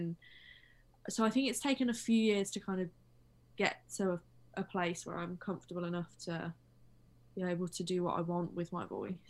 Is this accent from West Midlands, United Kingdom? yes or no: yes; West Midlands, United Kingdom; also born or lived in London; where I'm actually from, they're kind of like, obviously Birmingham has a really strong accent, but I'm more I'm north, I think, and just the West Midlands kind of has like so many accents. Mine is like a muddle of that, and then living in London for a bit